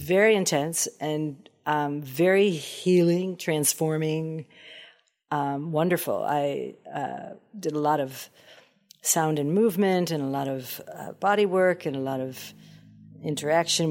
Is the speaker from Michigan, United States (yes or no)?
yes; Detroit, Michigan, United States; born and raised in Motown